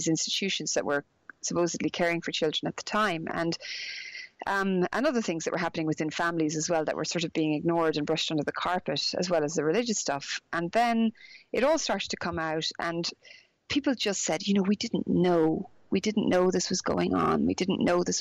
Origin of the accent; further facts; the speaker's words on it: Galway, Connacht, Ireland; also born or lived in Dublin; I'm Irish, because I grew up in Ireland